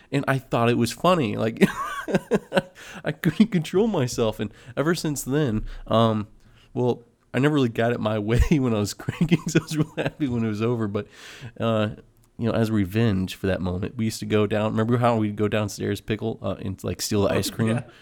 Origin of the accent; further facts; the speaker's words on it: Philippines; know, I'm Filipino. I love I love working with supplies and filling out paperwork.